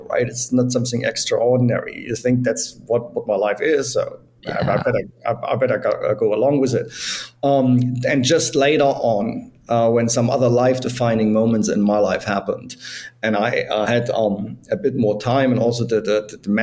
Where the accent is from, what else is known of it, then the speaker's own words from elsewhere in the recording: East Germany, Germany; moved away; I was born in East Germany. So as everyone knows, Germany was separated for 40 years. So I grew up in the communist part.